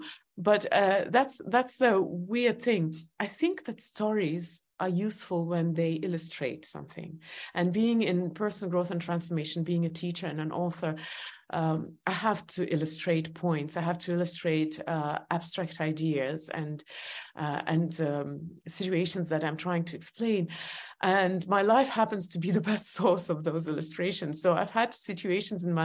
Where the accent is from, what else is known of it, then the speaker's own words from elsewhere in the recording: Estonia; English is a second language; moved away as an adult; also born or lived in New York; I was born in Soviet Union